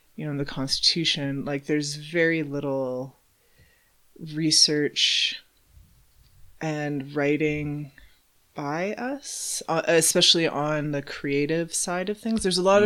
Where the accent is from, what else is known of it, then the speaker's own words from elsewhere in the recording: Calgary, Alberta, Canada; also born or lived in Edmonton; grew up pretty much in Calgary. I think I was about six maybe when we moved here